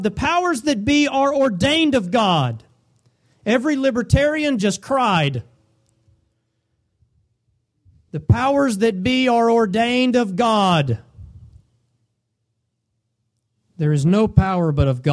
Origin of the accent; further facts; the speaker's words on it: United States; us as Americans